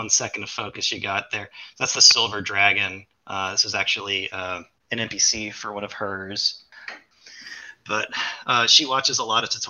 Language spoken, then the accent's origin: English; New Orleans, Louisiana, United States; So I'm originally from New Orleans. You can't tell because I don't have the accent. Uh, but I live in Louisiana, elsewhere, a couple hours away.